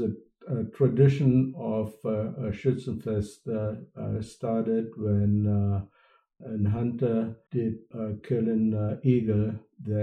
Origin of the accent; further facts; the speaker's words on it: Germany; accent: German; first language German; English is a second language; moved away as an adult; now in Cincinnati, United States; I recently went to my hometown in Germany